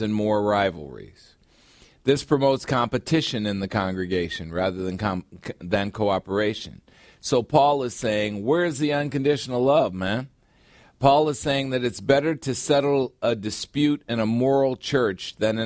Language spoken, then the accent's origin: English; United States; I'm an American